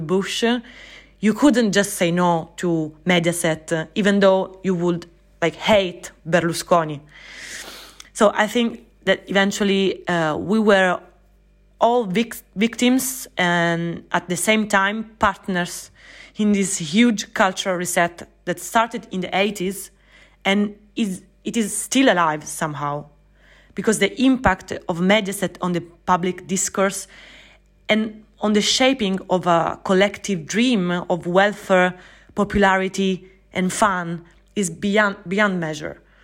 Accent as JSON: {"language": "English", "region": "Sicily", "country": "Italy", "tie": "born or raised there", "said": "I was born and raised in Sicily"}